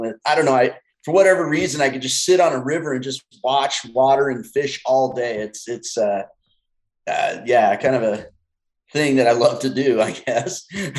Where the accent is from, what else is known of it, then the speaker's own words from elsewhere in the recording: Darrington, Washington, United States; I'm from Washington, a little town called Darrington.